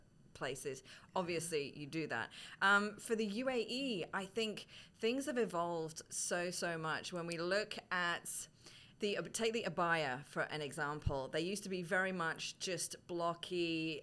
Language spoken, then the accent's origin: English; Saudi Arabia; now in Dubai, United Arab Emirates; I came in 2003, I grew up in Saudi Arabia